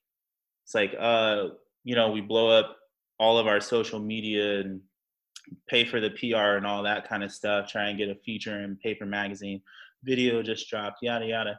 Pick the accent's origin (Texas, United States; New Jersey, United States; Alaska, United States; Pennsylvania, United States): Alaska, United States; Anchorage; moved away as an adult; also born or lived in Orlando, Florida; now in Brooklyn, United States; I'm not from Florida. I'm from Anchorage, Alaska. I was born and raised there till I was 18.